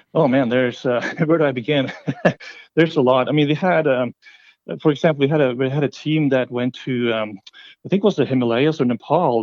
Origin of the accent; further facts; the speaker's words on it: Norway; moved away; I'm from Norway originally